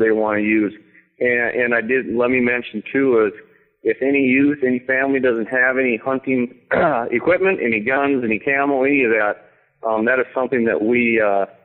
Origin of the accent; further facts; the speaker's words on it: Pelican Rapids, Minnesota, United States; I grew up, I'm from Pelican Rapids